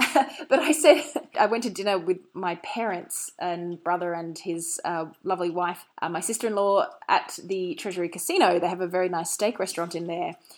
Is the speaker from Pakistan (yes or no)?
no; Australia; I'm an Australian